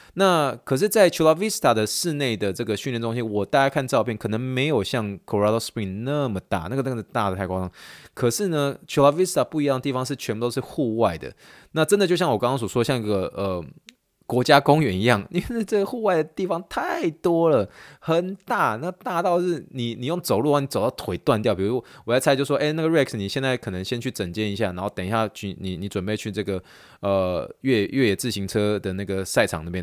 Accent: Taiwan; moved away; 我是从台湾来的

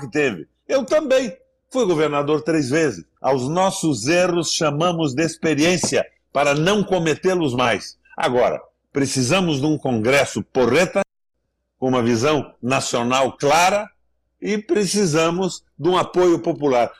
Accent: Brazil

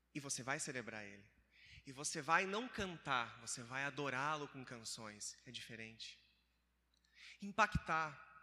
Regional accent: Criciúma, Santa Catarina, Brazil; moved away as an adult; Eu sou de Santa Catarina, é quase do lado do sul, né? Rio Grande do Sul

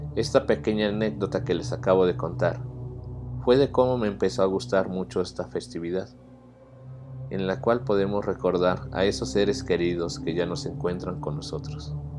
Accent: Mexico City, Mexico; en una parte de mi infancia viviendo en la Ciudad de México

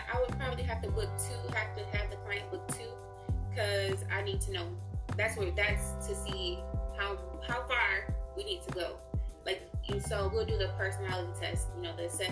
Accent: Detroit, Michigan, United States; Detroit, because that's where I'm from.

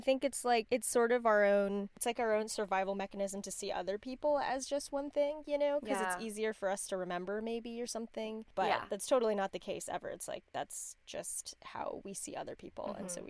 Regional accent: La Quinta, California, United States; I grew up in La Quinta, which is like a suburb in LA, outside of LA kind of, and it was like 30% Asian, I think, in the high school.

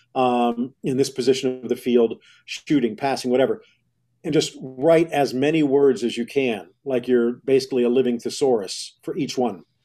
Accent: Miami, Florida, United States; also born or lived in Dallas; Growing up in Miami back then, there really wasn't that much there

